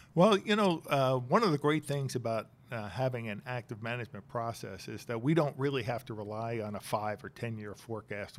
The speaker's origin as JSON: {"language": "English", "area": "Bucks County", "region": "Pennsylvania", "country": "United States", "tie": "born or raised there", "also_born_or_lived": "Chester, Pennsylvania", "said": "I was born in Chester, Pennsylvania, raised in Bucks County"}